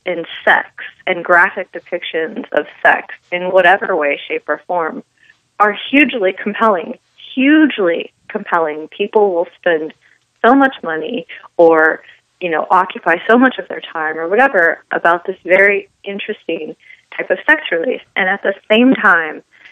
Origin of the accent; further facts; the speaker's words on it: Los Angeles, California, United States; moved away as an adult; also born or lived in Texas; here in my hometown, the Los Angeles area